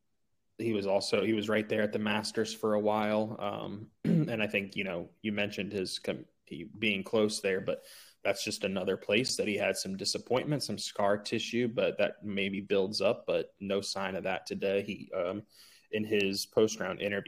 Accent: United States; I'm the American that's supposed to cheer on Team USA

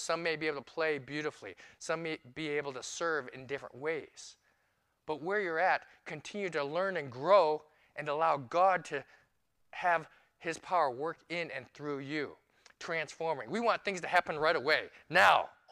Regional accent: New York City, New York, United States; now in Phoenix, United States; I'm a New Yorker

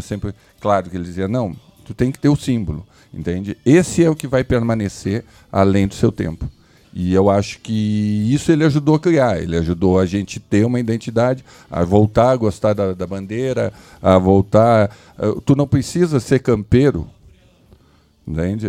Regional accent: Rio Grande do Sul, Brazil; nós somos brasileiros, gaúcho brasileiro

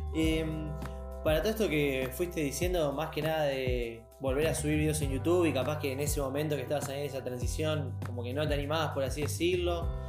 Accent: Mar del Plata, Buenos Aires Province, Argentina; soy de Mar del Plata

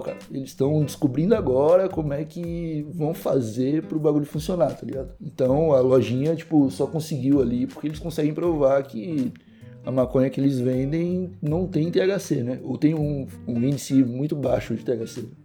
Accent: Brazil; moved away as an adult; now in Portugal; eu abri a boca para dar bom dia, eles já sabem que eu sou brasileiro

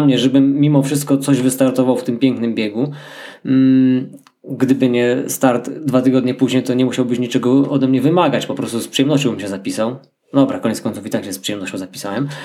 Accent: Bieszczady, Subcarpathian Voivodeship, Poland; moved away; my jesteśmy, no, autochtonami w pewnym sensie. No, ja takim, który z, już wyemigrował stamtąd, no, ale tam się urodziłem

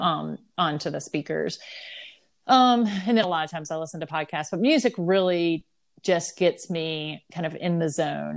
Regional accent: the South, United States; I'm from the South

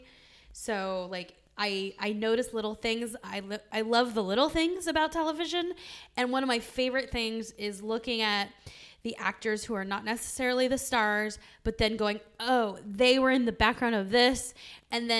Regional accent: San Diego, California, United States; moved away; I'm originally from San Diego

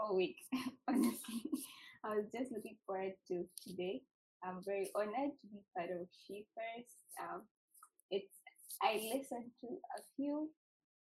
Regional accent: Uganda; moved away as an adult; now in Canada; I was born in Uganda, born and raised in Uganda. I came to Canada to study

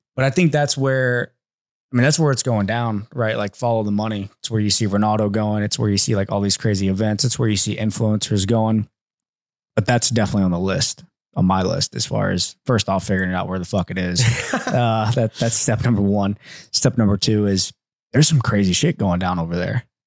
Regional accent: Mechanicsburg, Ohio, United States; I'm from Mechanicsburg, Ohio

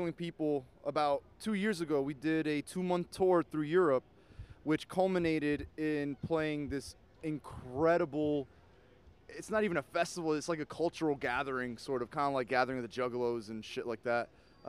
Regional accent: New Jersey, United States; we're fucking Central Jersey boys.

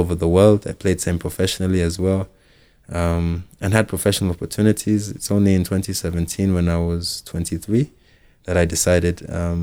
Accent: Nairobi, Kenya; I grew up here in Nairobi.

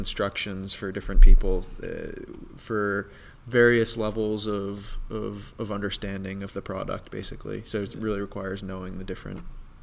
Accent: North Reading, Massachusetts, United States; my hometown, North Reading, where Teradyne is

